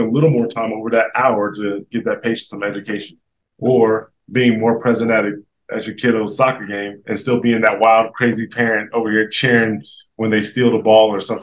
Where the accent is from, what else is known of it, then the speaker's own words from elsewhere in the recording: Miamisburg, Ohio, United States; moved away; also born or lived in Colorado; back in my hometown in Miamisburg, Ohio